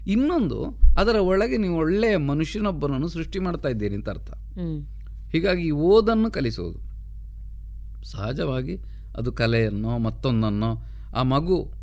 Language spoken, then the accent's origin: Kannada; Pambettadi, Karnataka, India; also born or lived in Kalmadka; ಪಂಬೆತ್ತಾಡಿ ಅಂತಂದರೆ ನಾನು ಹುಟ್ಟಿದ ಊರು